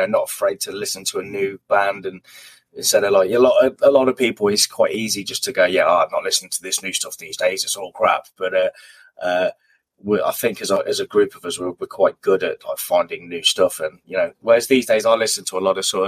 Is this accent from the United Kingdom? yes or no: yes; Hinckley, East Midlands, United Kingdom; my hometown area, Hinckley.